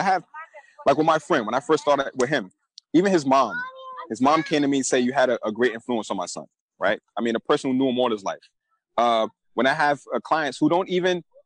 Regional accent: New York City, New York, United States; A kid who's born and raised in Brooklyn, New York, you know, I came up in the 90s.

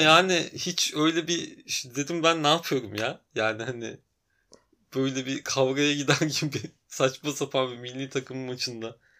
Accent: Antalya, Turkey; moved away as an adult; also born or lived in Tekirdağ; now in Istanbul, Turkey; Yarı Tekirdağlı, yarı Antalyalı gibi ama Antalya'da yaşayıp büyüdüm.

